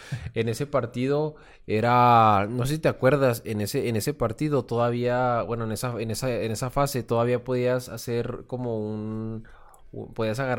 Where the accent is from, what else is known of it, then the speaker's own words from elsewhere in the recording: Mexico; cosas que, como mexicano pues nos tocó y somos afortunados porque México pues ya no participa en esos torneos.